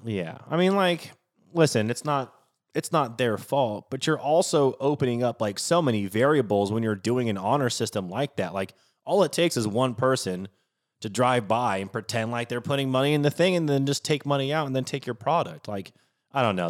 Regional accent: Pacific Northwest, United States; now in New Orleans, United States; I grew up in the Pacific Northwest

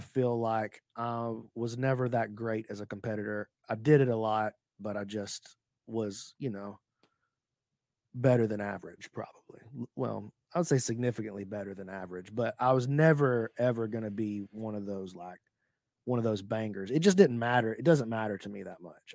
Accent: Alabama, United States; I'm from Speke, Alabama

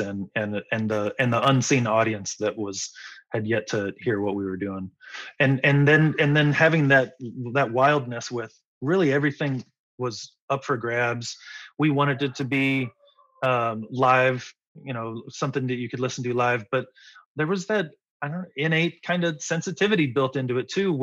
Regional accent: Midwest, United States; moved away as an adult; also born or lived in Indianapolis, Indiana / Florida / Alabama / Missouri; now in California, United States; we were used to snowy driving growing up in the Midwest

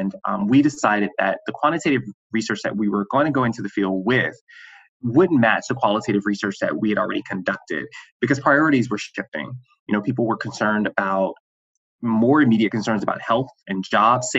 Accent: Great Falls, South Carolina, United States; moved away as an adult; also born or lived in New York City; I'm from Great Falls, South Carolina, a very small town in the Piedmont of South Carolina.

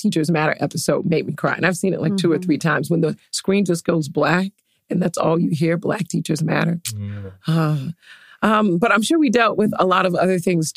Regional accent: Jacksonville, Florida, United States; moved away; also born or lived in West Palm Beach, Florida; went back to Jacksonville, which is where I grew up. I'm from Florida. I'm from West Palm Beach, but grew up mainly in Jacksonville.

